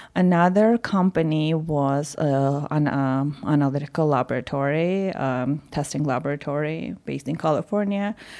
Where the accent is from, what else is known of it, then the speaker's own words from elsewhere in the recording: Yerevan, Armenia; moved away; I was born and raised in Yerevan